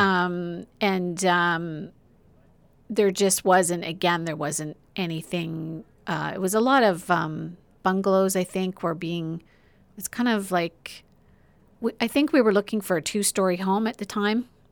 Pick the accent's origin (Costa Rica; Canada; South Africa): Canada; Oshawa, Ontario; born or raised there; moved away as an adult; also born or lived in Whitby